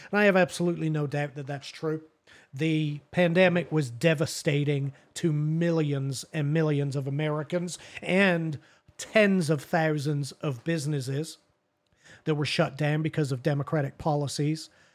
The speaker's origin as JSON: {"language": "English", "region": "England", "country": "United Kingdom", "tie": "born or raised there", "moved": "yes", "lives_now": "United States", "said": "I am English, I'm from there, born and raised"}